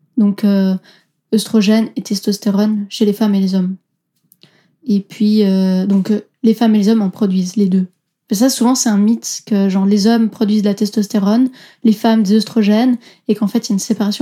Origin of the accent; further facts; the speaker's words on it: Switzerland; Je suis d'origine italienne, euh, mes parents viennent de Naples, mais je suis née et j'ai grandi en Suisse.